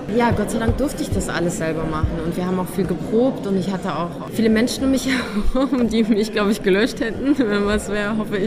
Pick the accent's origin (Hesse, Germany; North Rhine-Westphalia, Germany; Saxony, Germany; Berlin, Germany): North Rhine-Westphalia, Germany; a village near Cologne; accent: Hochdeutsch; moved away as an adult; now in Vienna, Austria; ich bin ja nicht in Köln äh, groß geworden, sondern in einem Dorf